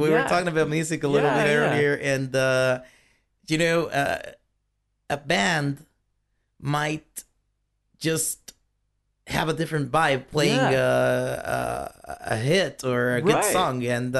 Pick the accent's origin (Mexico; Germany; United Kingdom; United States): Mexico; Chihuahua; I was born and raised in Chihuahua.